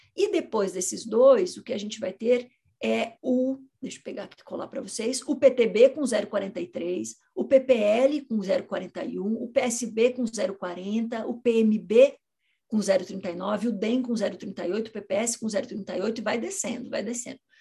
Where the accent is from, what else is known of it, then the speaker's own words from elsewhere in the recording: Curitiba, Paraná, Brazil; Eu sou de Curitiba